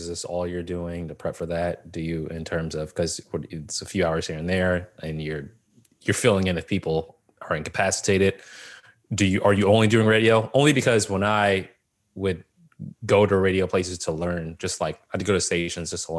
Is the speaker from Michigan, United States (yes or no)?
no; Boston, Massachusetts, United States; I'm born and raised in Boston.